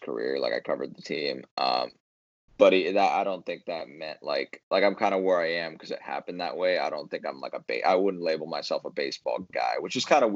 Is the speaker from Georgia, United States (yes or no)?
no; San Diego, California, United States; moved away as an adult; also born or lived in Arizona; I'm from San Diego